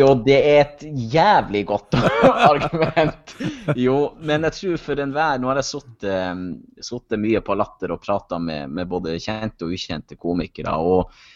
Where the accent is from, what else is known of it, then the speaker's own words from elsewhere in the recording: Kjøllefjord, Troms og Finnmark, Norway; now in Hamar, Norway; Kjøllefjord, for det er jo der jeg kommer ifra